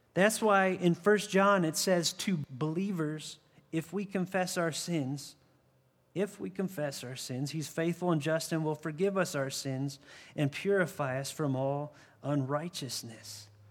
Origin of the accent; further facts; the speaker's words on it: 60 miles from Chardon, Ohio, United States; now in Arizona, United States; 60 miles from where I grew up in Chardon, Ohio.